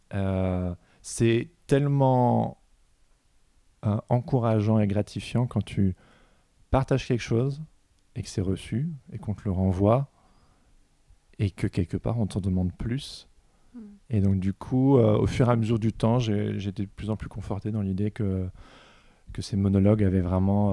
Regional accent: Belgium; je suis belge aussi

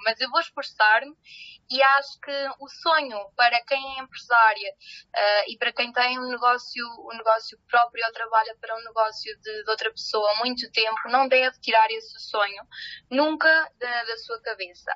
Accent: Salamanca, Castile and León, Spain; Portuguese is a second language; now in Coimbra, Portugal; eu não sou portuguesa, eu não sou de Coimbra, eu nasci em Salamanca e de repente vim cá parar

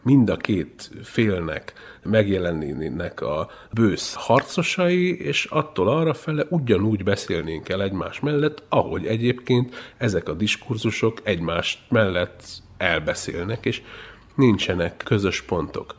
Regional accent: Transylvania, Romania; first language Hungarian; én egy szorvány vidékről származom, én egyszerre tanultam meg a két nyelvet

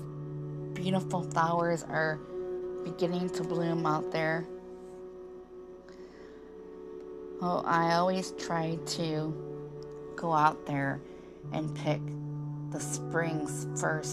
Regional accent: Michigan, United States; I grew up in Michigan

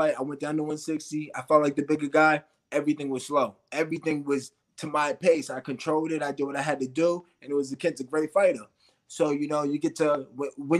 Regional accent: Massachusetts, United States; we're from Massachusetts

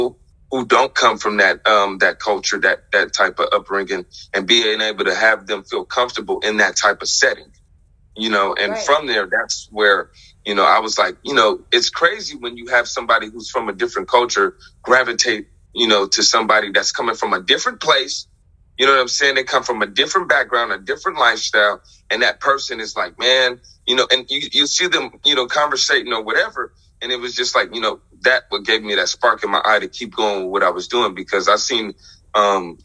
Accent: Las Vegas, Nevada, United States; now in Eugene, United States; growing up in Las Vegas

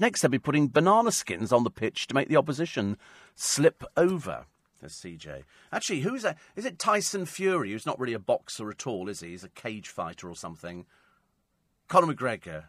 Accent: United Kingdom; I'm British.

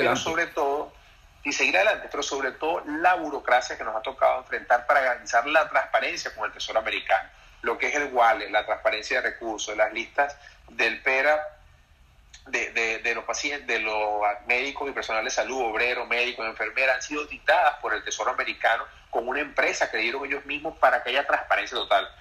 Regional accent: Venezuela; moved away as an adult; debemos reconciliarnos como venezolanos

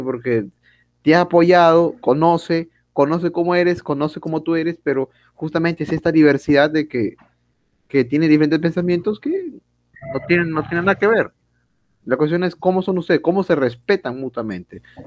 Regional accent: Peru; somos peruanos

